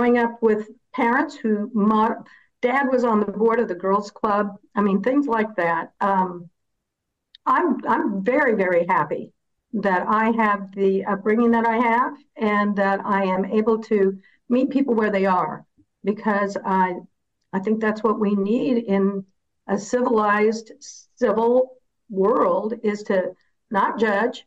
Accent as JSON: {"language": "English", "region": "Indiana", "country": "United States", "said": "I come from Indiana. I've been here. My family's been here for seven generations"}